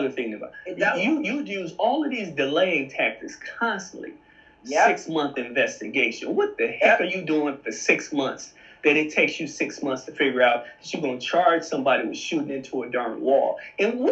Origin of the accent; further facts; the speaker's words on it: Mississippi, United States; my hometown in Mississippi